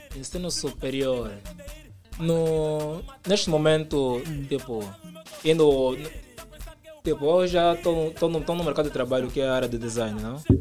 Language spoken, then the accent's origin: Portuguese; Luanda, Luanda Province, Angola; Sim, nasci no Kazenga. Hum. Estou lá desde então